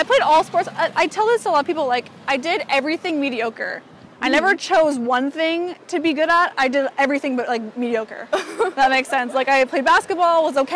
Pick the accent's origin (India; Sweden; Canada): Canada; moved away as an adult; also born or lived in Arizona, United States / Orange County, California, United States; now in Los Angeles, United States; I was born in Arizona, moved to Canada when I was like 3, and then lived there till I was like 18